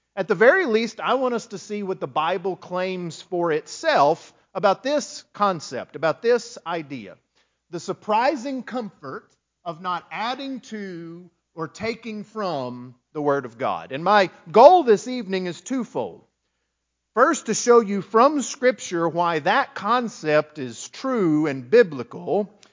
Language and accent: English; West Texas, United States; moved away as an adult; I grew up in West Texas, as you know, and there was nothing to do after about dark.